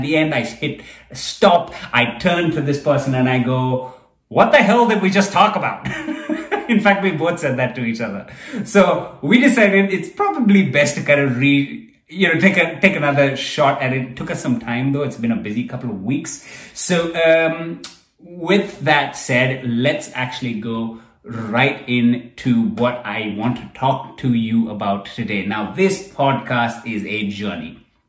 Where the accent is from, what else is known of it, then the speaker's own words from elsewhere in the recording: Kuwait; I grew up outside of India. I was not in India. And where I grew up, there was a lot of racism, being one of the only brown boys around. In Kuwait, it was interesting because I went to this very multicultural school